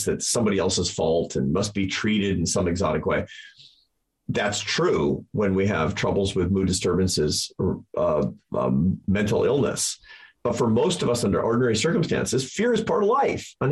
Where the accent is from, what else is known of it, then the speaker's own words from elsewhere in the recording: United States; I'm an American